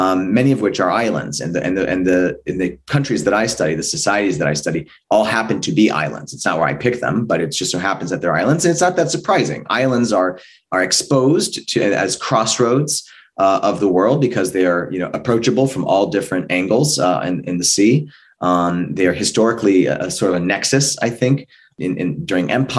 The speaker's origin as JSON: {"language": "English", "region": "California", "country": "United States", "said": "California, my home state"}